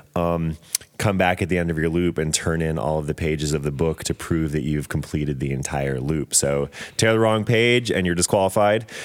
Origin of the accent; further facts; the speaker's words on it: Atlanta, Georgia, United States; born and raised in Atlanta